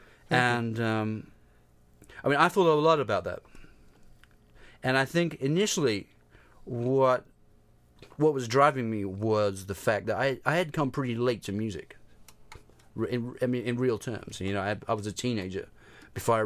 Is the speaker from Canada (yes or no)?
no; London, United Kingdom; moved away as an adult; also born or lived in New York; being a musician growing up in London